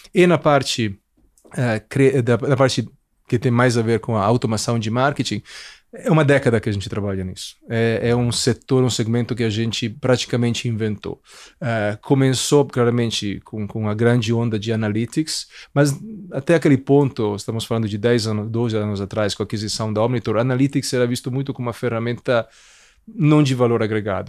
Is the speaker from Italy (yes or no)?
yes; Italy; Portuguese is a second language; moved away as an adult; also born or lived in Milan; now in Brazil; eu sou italiano, é, nasci lá, cresci lá